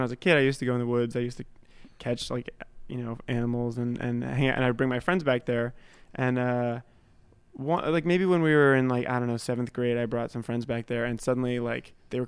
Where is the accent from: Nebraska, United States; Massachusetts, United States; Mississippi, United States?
Massachusetts, United States; Berkley; I grew up in Massachusetts, in like a really small town called Berkeley, and kind of woodsy area.